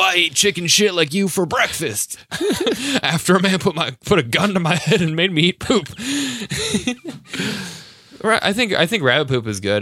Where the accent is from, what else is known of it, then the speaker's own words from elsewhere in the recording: New Hampshire, United States; moved away; my home state